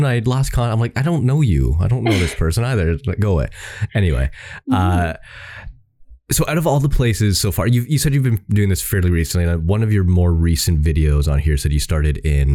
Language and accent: English; Ontario, Canada; I'm from Ontario as well